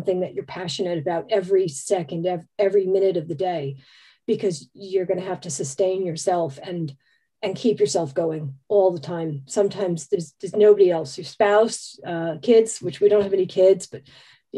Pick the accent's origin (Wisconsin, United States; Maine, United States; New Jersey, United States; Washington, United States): New Jersey, United States; moved away as an adult; also born or lived in San Francisco, United States; now in United Kingdom; I grew up in New Jersey